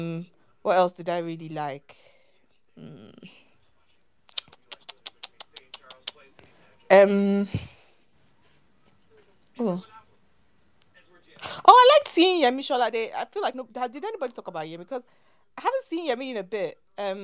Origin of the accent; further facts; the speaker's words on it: Nigeria; we're Nigerian